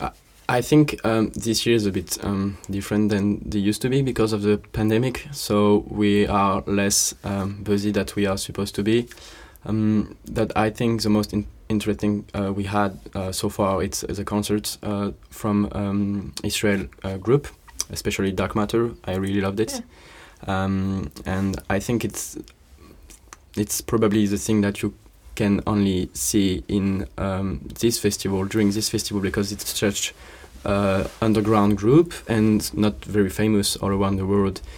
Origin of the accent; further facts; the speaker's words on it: Bordeaux, Nouvelle-Aquitaine, France; moved away as an adult; also born or lived in Krakow, Poland; I'm coming from Bordeaux in France